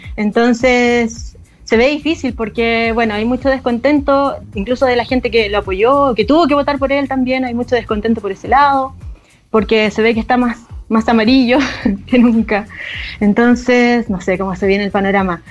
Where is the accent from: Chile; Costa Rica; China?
Chile; also born or lived in Argentina; Soy, soy chilena y me fui con mi familia. Bueno, vivía mi abuela y mi tío allá. Y me fui al 85 y volví al 90 acá a Chile